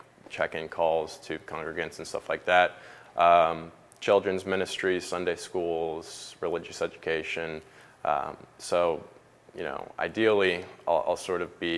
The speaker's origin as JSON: {"language": "English", "town": "Roswell", "region": "Georgia", "country": "United States", "tie": "born or raised there", "said": "I grew up in Roswell. I would say sort of by default, growing up in the South, you go to church."}